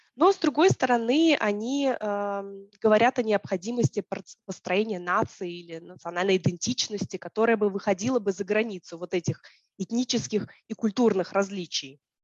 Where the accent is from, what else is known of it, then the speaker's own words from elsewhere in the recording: Tallinn, Harju County, Estonia; я ходила в школу, в русскоязычную школу в Таллине